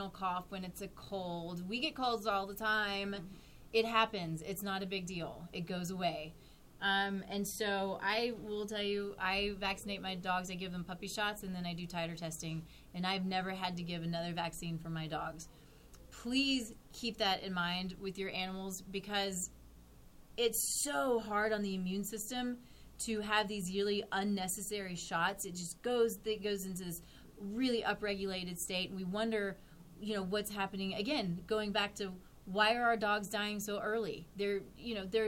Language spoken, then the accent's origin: English; Texas, United States; moved away; I'm from Texas